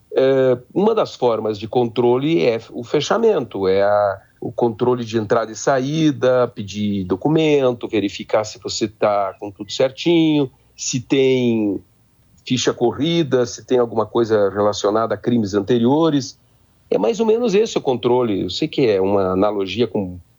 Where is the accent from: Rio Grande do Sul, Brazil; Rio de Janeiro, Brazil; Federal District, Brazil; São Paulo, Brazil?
Rio Grande do Sul, Brazil; Três Passos; moved away; also born or lived in Independência; eu sou gaúcho, né? Eu sou da região de Independência, me criei em Três Passos